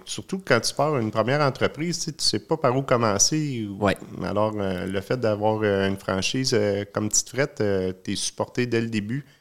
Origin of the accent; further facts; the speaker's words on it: Sherbrooke, Quebec, Canada; je suis natif de Sherbrooke. Euh, je suis né là